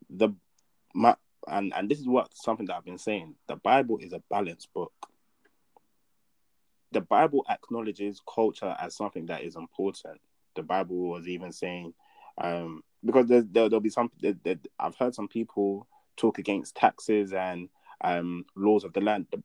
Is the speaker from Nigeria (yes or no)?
yes; Nigeria; I can only speak on the Nigerian church because I'm Nigerian and that's what I've experienced